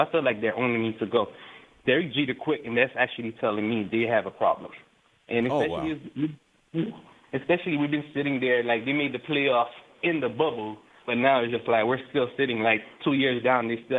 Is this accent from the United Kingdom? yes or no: no; Haiti; now in Miami, United States; I live in Miami, especially I came from Haiti, so I basically enjoy soccer and basically basketball.